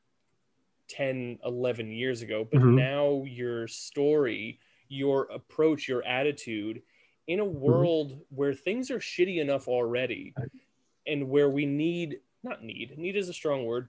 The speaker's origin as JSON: {"language": "English", "country": "United States", "said": "we, as American culture"}